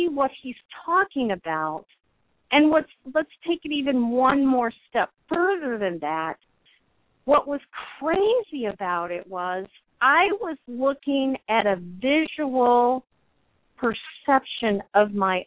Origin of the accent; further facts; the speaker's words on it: United States; we're both American